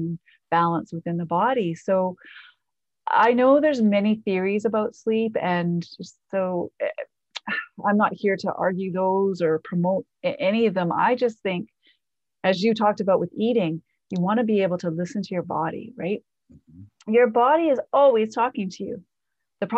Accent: Canada; I'm Canadian too.

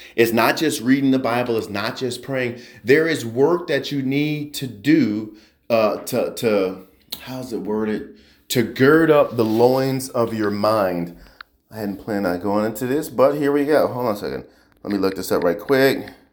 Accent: New Jersey, United States; I grew up in New Jersey

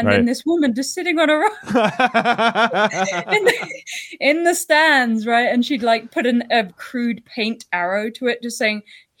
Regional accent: Toronto, Ontario, Canada; Like, we come from Toronto.

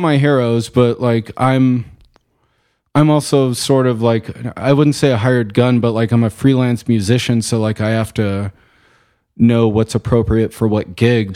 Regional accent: Chino Valley, Arizona, United States; also born or lived in Glendale, Arizona; I grew up in Chino Valley, small town

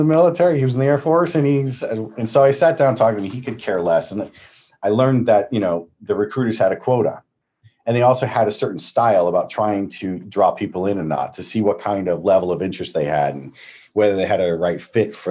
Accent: Nashua, New Hampshire, United States; also born or lived in Los Angeles; now in New York, United States; I grew up in Nashua, New Hampshire, right on the Massachusetts border

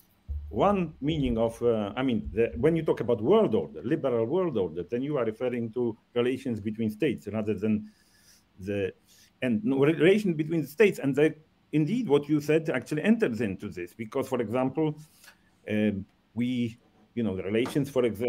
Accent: Poland; moved away; also born or lived in Japan; when I came to Poland for the first time after, because, I emigrated in 1968

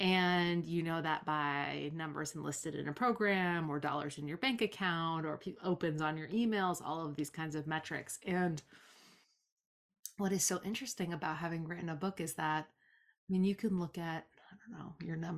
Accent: Provincetown, Massachusetts, United States; I grew up here in Provincetown, which is the next town over, and I've left a bunch of times and always come back because I just like the way things are here.

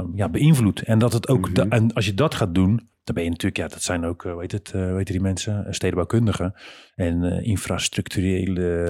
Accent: Rotterdam, South Holland, Netherlands; Dan zijn we niet vanuit Heerlen, maar dan komen we van Rotterdam

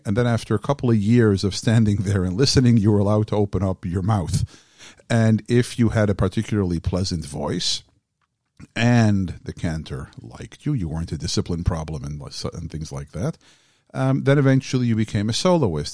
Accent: Southfield, Michigan, United States; I grew up in Southfield, Michigan

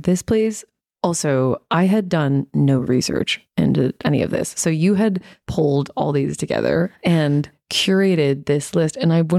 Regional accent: United States; now in Australia; And so, and I'm American. And so when we travel, we're traveling Americans while we live in Australia.

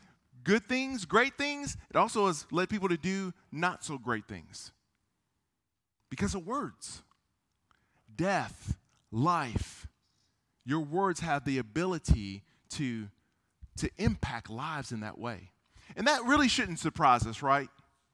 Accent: South Korea; born there; I was born in Korea. I'm half Korean. My mom was Korean.

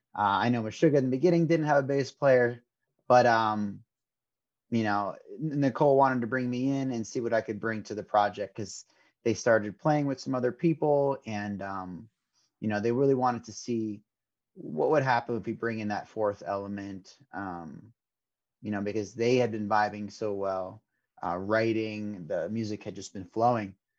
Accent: Fairfield County, Connecticut, United States; growing up in Connecticut

